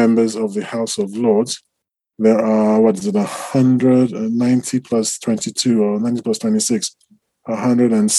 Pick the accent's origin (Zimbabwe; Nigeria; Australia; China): Nigeria; I'm Nigerian